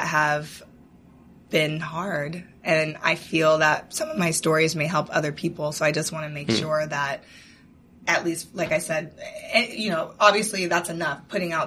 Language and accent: English; Seattle, Washington, United States; I'm originally from Seattle